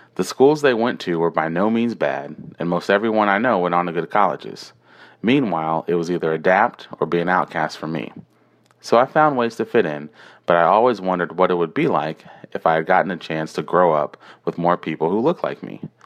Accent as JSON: {"language": "English", "town": "Houston", "region": "Texas", "country": "United States", "tie": "born or raised there", "also_born_or_lived": "Brooklyn, New York", "said": "when I moved from Brooklyn at a very young age, the suburbs of Houston, Texas"}